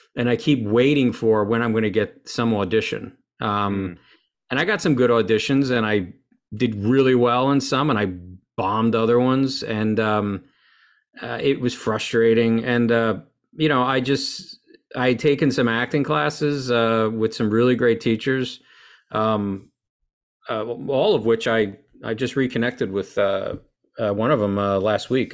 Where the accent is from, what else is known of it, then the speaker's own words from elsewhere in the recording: Lincoln Park, New Jersey, United States; I was born and raised in Lincoln Park, New Jersey, uh, by Wayne